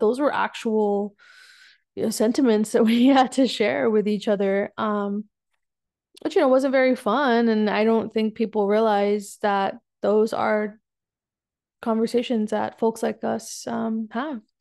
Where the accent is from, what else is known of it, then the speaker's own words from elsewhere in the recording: South Texas, United States; moved away as an adult; also born or lived in San Diego, California; now in North Carolina, United States; I grew up in Texas for most of my life